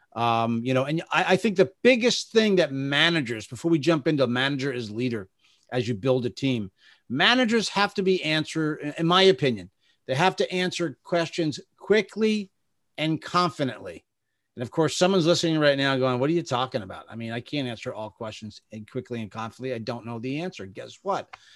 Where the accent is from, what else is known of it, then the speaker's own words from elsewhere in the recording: Bergen County, New Jersey, United States; I started off at my hometown newspaper in Bergen County, New Jersey